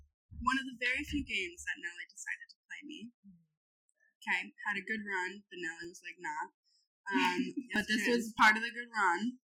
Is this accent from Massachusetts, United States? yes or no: yes; Sherborn, Massachusetts, United States; that's my hometown.